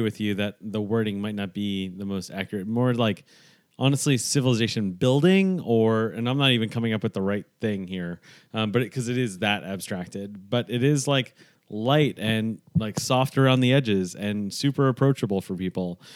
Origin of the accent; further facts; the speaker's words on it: New York, United States; growing up in New York